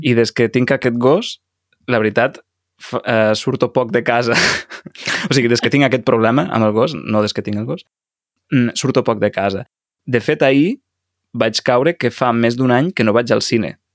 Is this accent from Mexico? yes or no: yes; Mexico; Catalan is a second language; also born or lived in Lleida, Spain; Soc de Mèxic